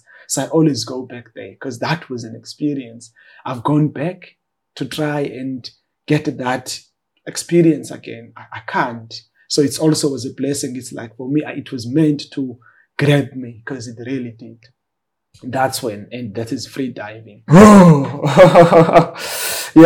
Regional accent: Cape Town, Western Cape, South Africa; after we moved from the Eastern Cape, we moved to Khayelitsha, a township in Cape Town. And that's where like I pursued my schooling while navigating the challenges of growing up in informal settlements

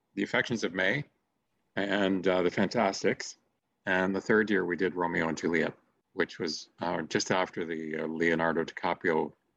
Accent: Mississauga, Ontario, Canada; I grew up in Streetsville.

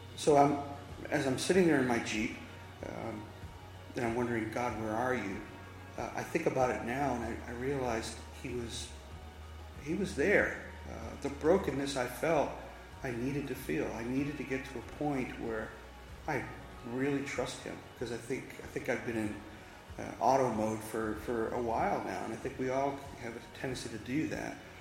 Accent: Massachusetts, United States; now in Charlotte, United States; I'm originally from Massachusetts. I came down 22 years ago

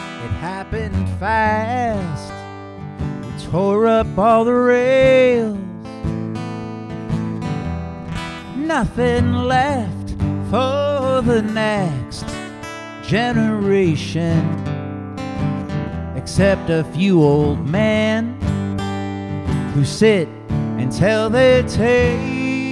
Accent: Buffalo, New York, United States; now in Boston, United States; I grew up in Buffalo, New York

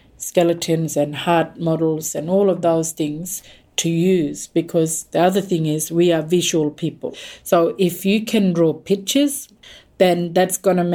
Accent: Arnhem Land, Northern Territory, Australia; I am from Arnhem Land.

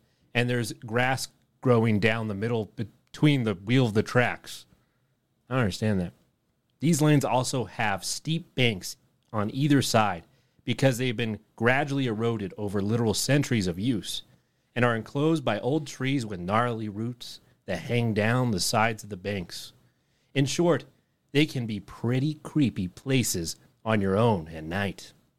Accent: England, United Kingdom; I grew up in England, in a place that's about as rural as it gets there.

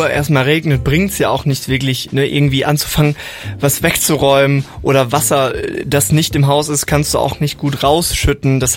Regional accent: North Rhine-Westphalia, Germany; Ich weiß noch, ich war damals in meiner Heimat im Sauerland

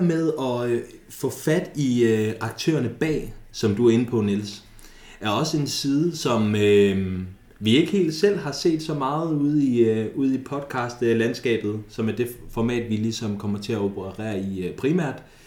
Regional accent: Thy, North Denmark Region, Denmark; vi kommer fra Thy

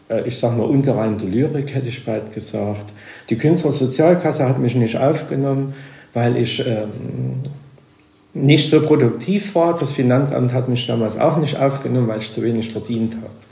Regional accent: Flossenmühle near Borstendorf, Saxony, Germany; also born or lived in Wolkenstein; mal geboren in der Flossenmühle bei Burstendorf, ein Ort, den es eigentlich fast nicht mehr gibt. Von 400 Einwohnern auf 50 geschrumpft

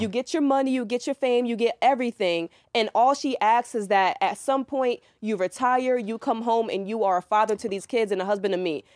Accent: New York, United States; now in Atlanta, United States; I'm from New York. I came to Atlanta

